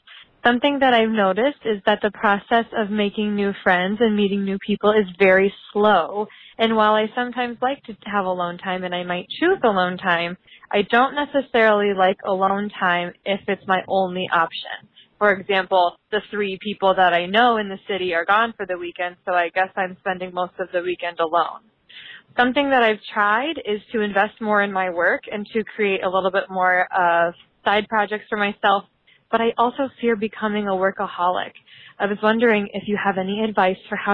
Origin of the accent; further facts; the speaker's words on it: Iowa, United States; moved away as an adult; now in Minneapolis, United States; I actually am from Iowa, but I moved here about a year ago after graduating from college